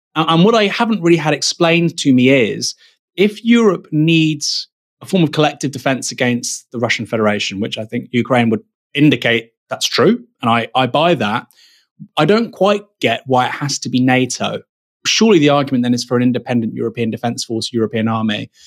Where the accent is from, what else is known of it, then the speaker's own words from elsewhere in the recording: United Kingdom; a British national